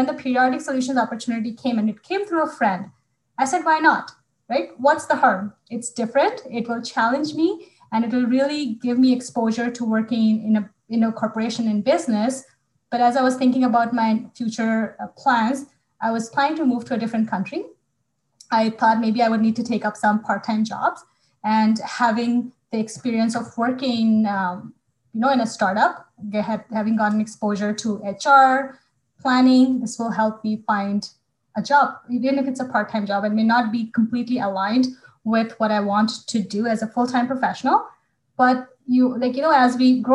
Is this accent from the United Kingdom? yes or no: no; Bhopal, Madhya Pradesh, India; moved away; my hometown of Bhopal